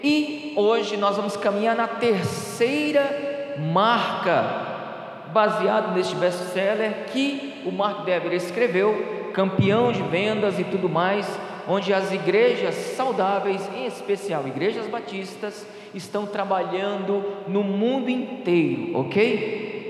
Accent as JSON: {"language": "Portuguese", "region": "Ceará", "country": "Brazil", "said": "eu sou nordestino, sou cearense, a cabeça não nega, né? Eu sou cearense"}